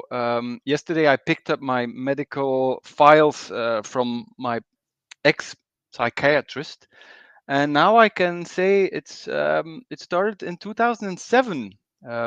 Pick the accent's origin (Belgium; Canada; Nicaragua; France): Belgium; also born or lived in Bruges; I'm from Belgium